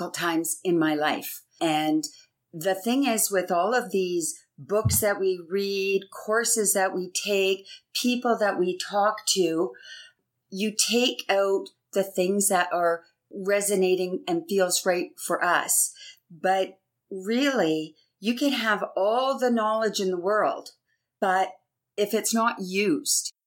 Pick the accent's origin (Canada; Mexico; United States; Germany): Canada; I'm actually Canadian. And for my whole life being in Canada, there's always a celebration